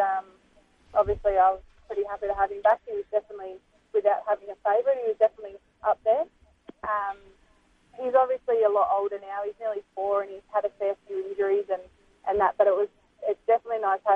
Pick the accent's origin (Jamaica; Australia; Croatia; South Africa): Australia; Warragul, Victoria; I grew up in Warrigal